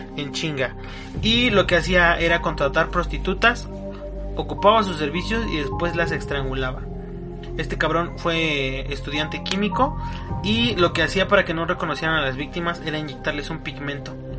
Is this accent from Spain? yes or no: no; Mexico; como mexicanos